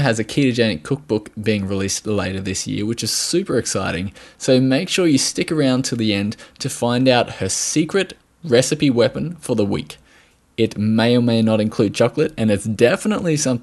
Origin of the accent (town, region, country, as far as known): Australia